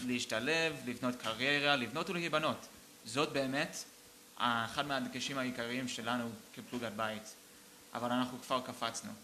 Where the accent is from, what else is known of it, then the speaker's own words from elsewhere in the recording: Boston, Massachusetts, United States; now in Israel; גדלתי איתו ב, בפרווה, בוסטון